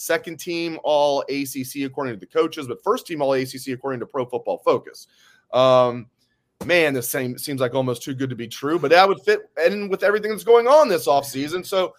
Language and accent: English; Dayton, Ohio, United States; I'm from the Dayton area originally as well, a kid from Northmont.